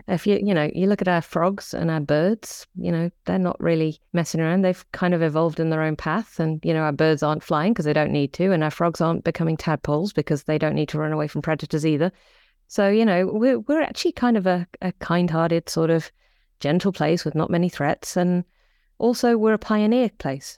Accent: the Midlands, England, United Kingdom; now in New Zealand; I come from a small town in the Midlands

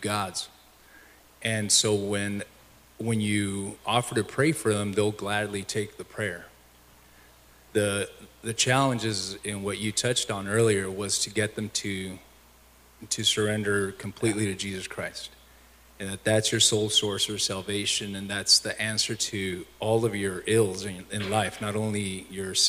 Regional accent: United States; I was a white guy from the U.S.

